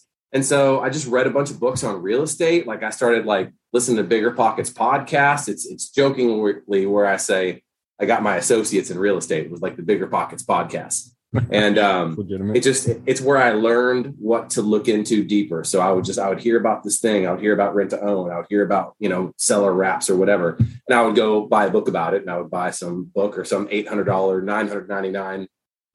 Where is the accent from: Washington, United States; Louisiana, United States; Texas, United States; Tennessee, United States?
Tennessee, United States; Nashville; moved away as an adult; also born or lived in San Diego, California; now in Youngstown, United States; I'm not from California. I grew up in Tennessee. So I did migrate out west after college. But still, gotcha. The Middle Tennessee, Nashville area where I'm from